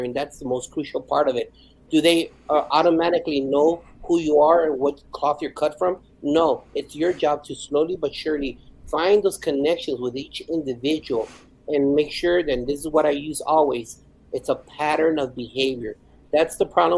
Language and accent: English; El Paso, Texas, United States; English is a second language; also born or lived in Ciudad Juarez, Chihuahua, Mexico; now in Garland, United States; I was born in Ciudad Juarez, Chihuahua, Mexico, and my mom immigrated our family to El Paso, Texas. I've been an El Pasoan for the majority of my life